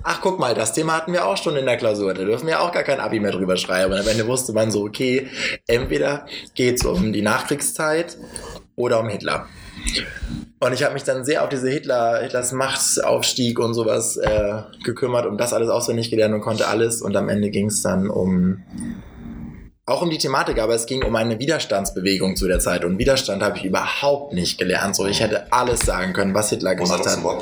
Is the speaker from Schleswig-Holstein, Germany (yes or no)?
yes; Schleswig-Holstein, Germany; wir kommen ja beide aus Schleswig-Holstein